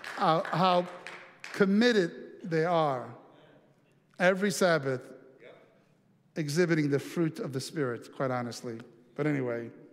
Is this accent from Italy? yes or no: yes; Italy; moved away; I have some really treasured memories uh, from growing up in Italy